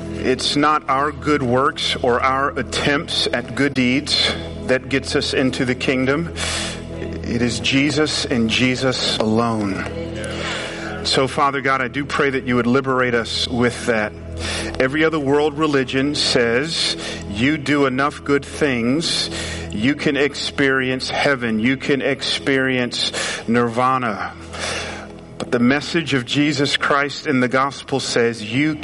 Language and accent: English; Atlanta, Georgia, United States; moved away; I grew up in Atlanta, so we say y'all down there.